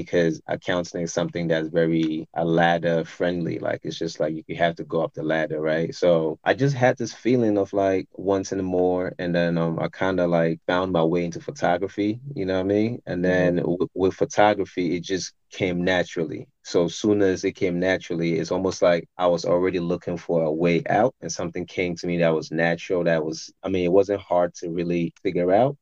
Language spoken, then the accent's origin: English; Tema, Greater Accra, Ghana; now in United States; I grew up in Ghana